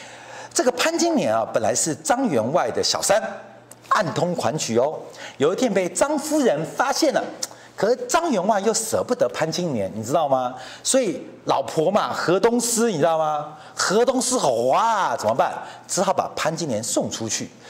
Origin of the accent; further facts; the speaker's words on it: Taiwan; 现在变成香港人指挥我们台湾人，我们还沾沾自喜，你懂意思了吗？